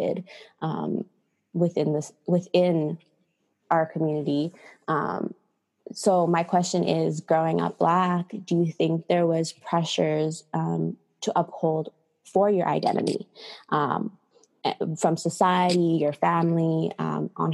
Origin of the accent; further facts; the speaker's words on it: United States; I was born in the States